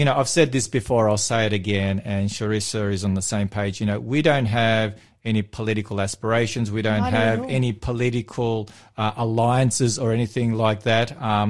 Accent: Victoria, Australia; born or raised there; moved away

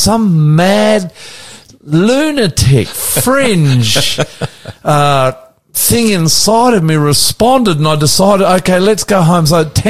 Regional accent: Australia; I'm the …, coming to you from our studios in Northwest Sydney on a beautiful, glorious day.

